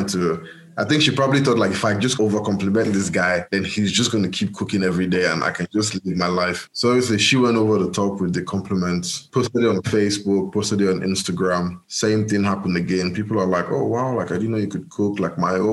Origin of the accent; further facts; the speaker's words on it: Nigeria; moved away; That was me then as a Nigerian